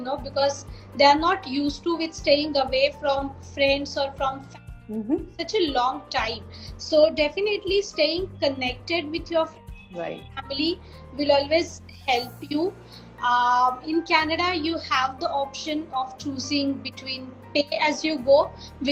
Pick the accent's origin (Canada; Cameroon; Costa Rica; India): India